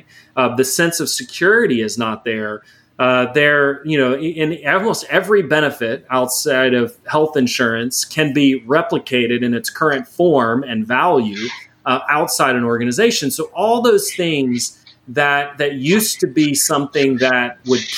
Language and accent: English; Houston, Texas, United States; growing up in Houston